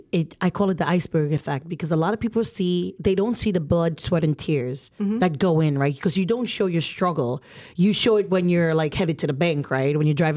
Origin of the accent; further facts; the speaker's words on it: New Jersey, United States; I'm just from Jersey.